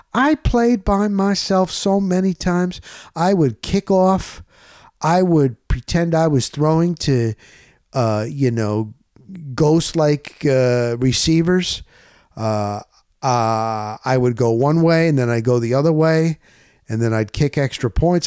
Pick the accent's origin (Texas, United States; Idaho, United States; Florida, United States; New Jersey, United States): New Jersey, United States; Dover; when we grew up in Dover, New Jersey